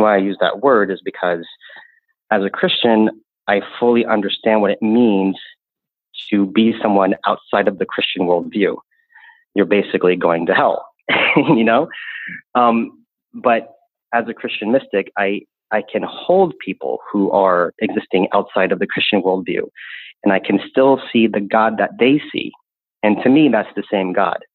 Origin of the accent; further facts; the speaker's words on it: the Bible Belt, United States; I grew up in the Bible Belt